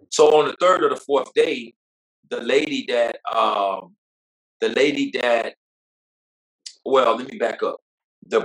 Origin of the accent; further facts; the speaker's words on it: Belle Glade, Florida, United States; also born or lived in South Bay, Florida / Pahokee, Florida; I grew up in a city called the Muck, man, Belgrade, Florida, man, by way of South Bay and Pahokee